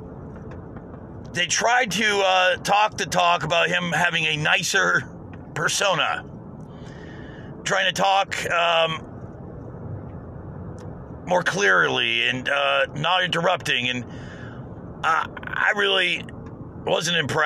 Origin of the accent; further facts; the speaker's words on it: United States; as an American